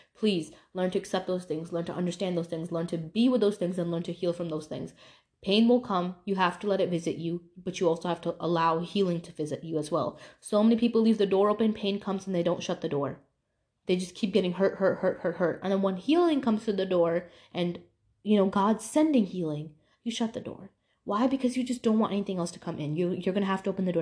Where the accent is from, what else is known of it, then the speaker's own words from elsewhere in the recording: New York, United States; moved away; when I used to live in New York and it was a really diverse place